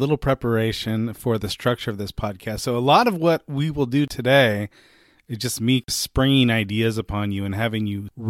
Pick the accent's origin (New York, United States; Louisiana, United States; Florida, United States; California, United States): California, United States; Bay Area; We're both from the Bay Area.